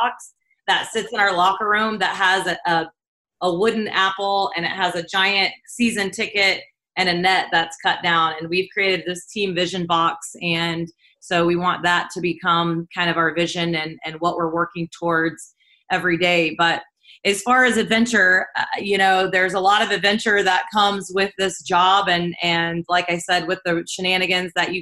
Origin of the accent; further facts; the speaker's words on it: Southeast Kansas, United States; I grew up in a really small town on a pig farm in Southeast Kansas